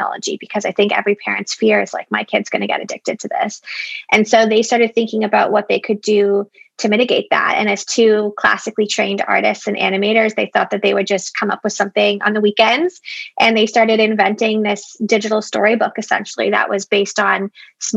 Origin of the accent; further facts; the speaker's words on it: Toronto, Ontario, Canada; I'm from Toronto, and I am in Toronto